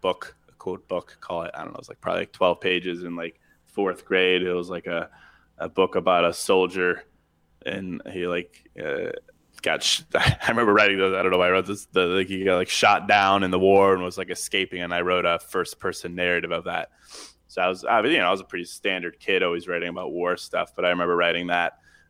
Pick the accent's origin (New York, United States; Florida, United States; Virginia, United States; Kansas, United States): Virginia, United States; Charlottesville; I mean, I grew up in Charlottesville, Virginia. I went to a really small school. There was like 72 people in my senior class, so really small.